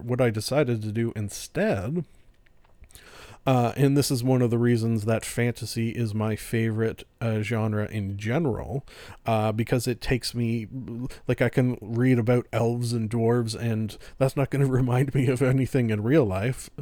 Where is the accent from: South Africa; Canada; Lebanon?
Canada; I'm Canadian